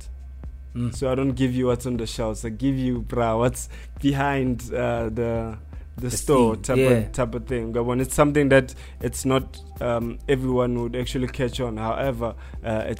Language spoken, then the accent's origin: English; Pretoria, Gauteng, South Africa; also born or lived in Alexandra, Johannesburg; now in Johannesburg, South Africa; I'm from Alex, based, and I'm born in Pretoria